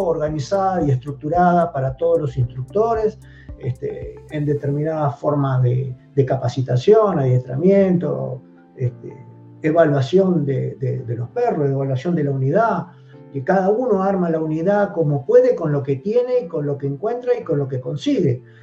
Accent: Argentina

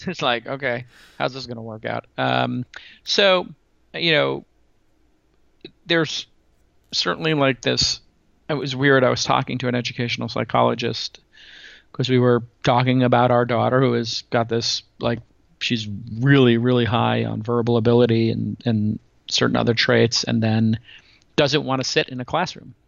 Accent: New York City, New York, United States; I'm a kid from Brooklyn who went to public school

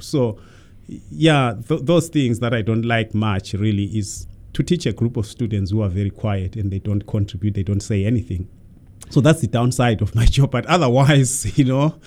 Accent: Zimbabwe; moved away; I was born in Zimbabwe many, many centuries ago

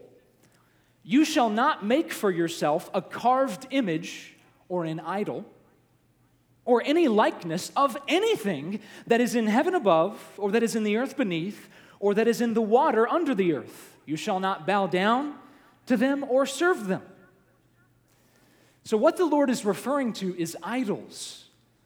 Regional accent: the South, United States; my experience growing up in the South, church was a big part of my life

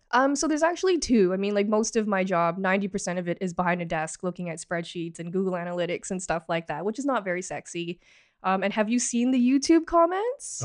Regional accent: Markham, Ontario, Canada; also born or lived in Toronto; I was born in Toronto, grew up in Markham, pretty much lived here my entire life

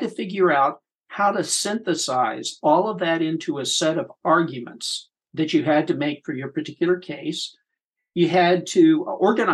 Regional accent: Terre Haute, Indiana, United States; I grew up in Terre Haute, Indiana.

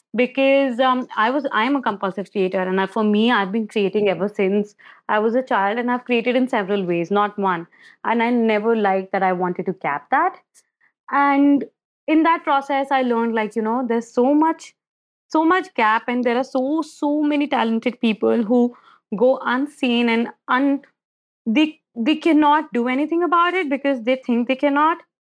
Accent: Agra, Uttar Pradesh, India; I'm born and brought up in India, And I, I was born in Agra, which is the city of Taj, Taj Mahal.

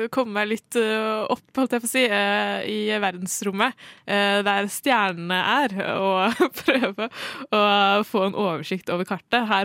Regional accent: Oslo, Norway; jeg er fra Oslo. Født og oppvokst

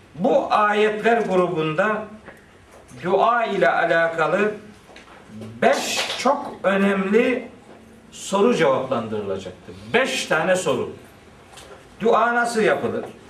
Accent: Black Sea Region, Turkey; bizim oranın ağzıyla

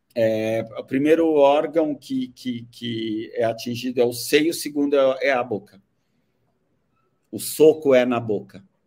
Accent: Brazil; como nós brasileiros

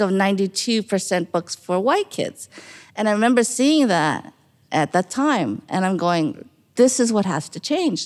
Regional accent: New York, United States; when I was growing up in New York

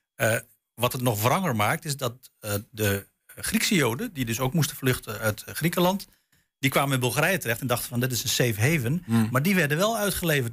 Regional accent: Netherlands; ik ben zelf van Turks afkomst, mijn ouders komen uit Turkije, ik ben hier geboren

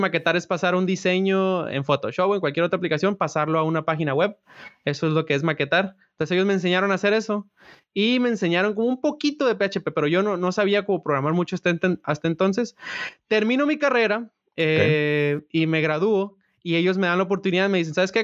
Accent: Culiacán, Sinaloa, Mexico; moved away as an adult; now in Los Gatos, United States; Yo soy de originario de Culiacán. Nací, viví en Culiacán hasta los 22 años.

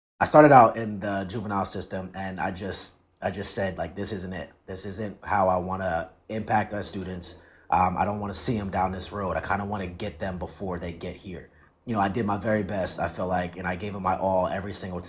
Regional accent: Bayonne, New Jersey, United States; now in Camden, United States; I grew up in Bayonne in New Jersey, in Jersey City. And, you know, I taught there for 2 years and ended up in Camden for the last 5-6 years now.

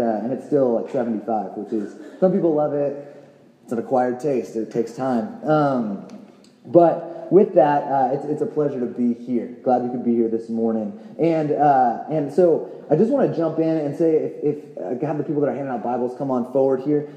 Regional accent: California, United States; now in Tucson, United States; we're both actually from California originally

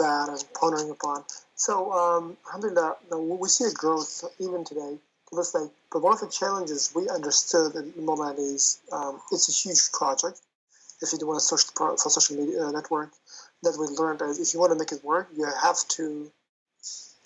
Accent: Uzbekistan; moved away; I come also from Uzbekistan originally.

